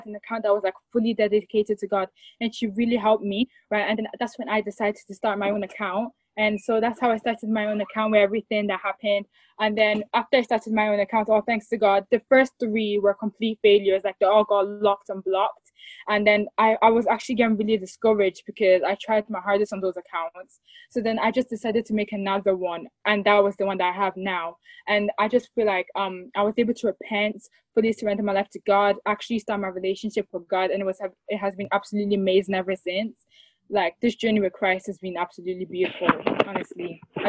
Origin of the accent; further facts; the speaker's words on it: Ireland; now in England; I'm …, and I'm from Ireland. I was born in Ireland, but then I moved to England. But I come from, like, a Nigerian background.